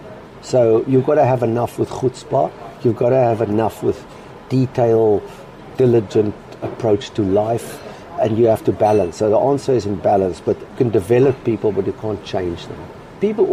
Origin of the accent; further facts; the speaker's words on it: Cape Town, Western Cape, South Africa; now in London, United Kingdom; as a South African, Cape Town boy, we used to go and have Latin quizzes